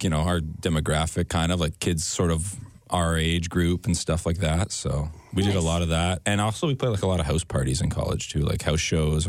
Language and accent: English; London, Ontario, Canada; We're from London.